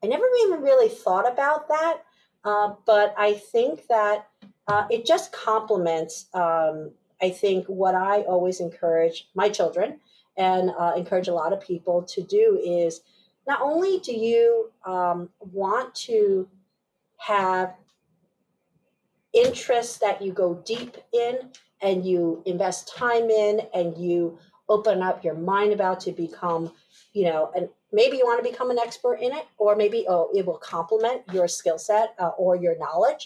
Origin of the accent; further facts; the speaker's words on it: upstate New York, United States; also born or lived in Taipei, Taiwan / Pennsylvania; ended up settling in upstate New York probably within that year. Grew up and went all the way through high school there